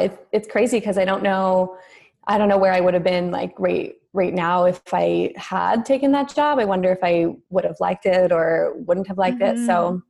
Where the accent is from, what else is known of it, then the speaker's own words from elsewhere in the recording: Toronto, Ontario, Canada; I was born and raised in Toronto and grew up as a dancer.